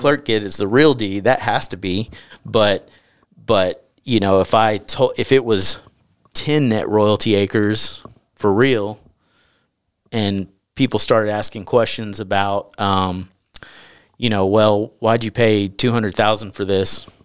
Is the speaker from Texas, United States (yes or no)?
yes; East Texas, United States; I grew up in East Texas